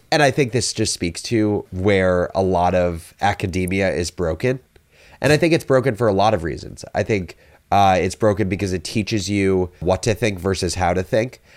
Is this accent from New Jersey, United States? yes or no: yes; New Jersey, United States; I am originally from New Jersey